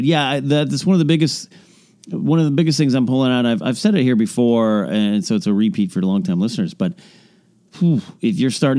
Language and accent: English; San Luis Obispo, California, United States; my hometown, San Luis Obispo area.